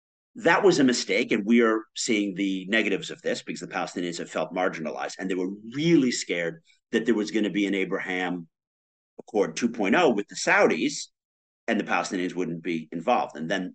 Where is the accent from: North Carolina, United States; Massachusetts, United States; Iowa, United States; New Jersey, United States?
New Jersey, United States; Metuchen; Metuchen. It's near Edison in central Jersey.